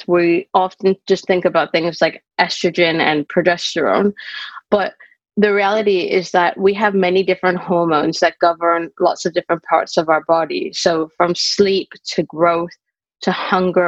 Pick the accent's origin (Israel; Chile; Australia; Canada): Canada; moved away as an adult; now in United Kingdom; I'm originally Canadian, but I've lived in the UK for over 20 years